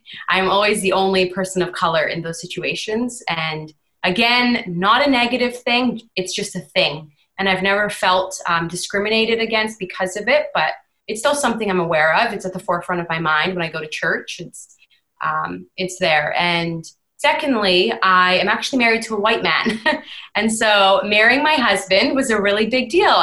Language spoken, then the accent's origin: English; Vancouver, British Columbia, Canada; moved away as an adult; now in Ontario, Canada; I was born and raised in Vancouver